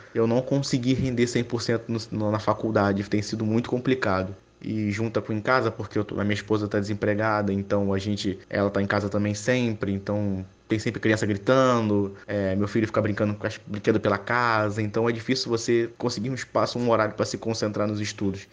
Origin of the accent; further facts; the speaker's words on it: Rio de Janeiro, Brazil; eu tenho 27 anos, eu sou do Rio de Janeiro